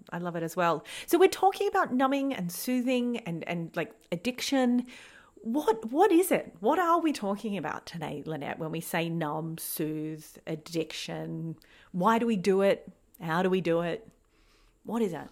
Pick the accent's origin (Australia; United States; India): Australia; accent: Australian; we record this podcast in Australia, as you can probably hear by our accents. We are both in Australia